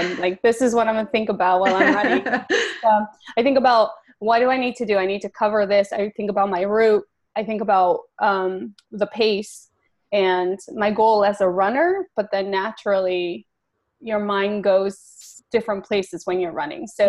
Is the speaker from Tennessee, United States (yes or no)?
no; Mesa, Arizona, United States; moved away as an adult; also born or lived in Mexico City, Mexico; now in New York, United States; I was born in Mexico City, but was raised in Arizona, Mesa, Arizona